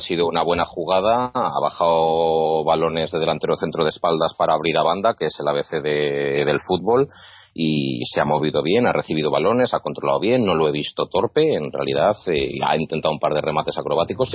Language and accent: Spanish; Zaragoza, Aragon, Spain; Yo soy de Zaragoza